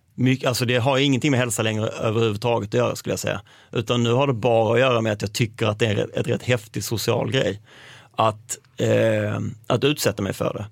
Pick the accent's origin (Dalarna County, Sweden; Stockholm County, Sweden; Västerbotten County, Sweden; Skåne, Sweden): Skåne, Sweden; Malmö; jag är uppvuxen i Malmö, utanför Malmö